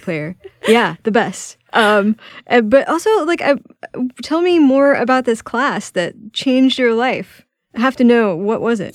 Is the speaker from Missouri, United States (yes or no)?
no; Houston, Texas, United States; my hometown of Houston, Texas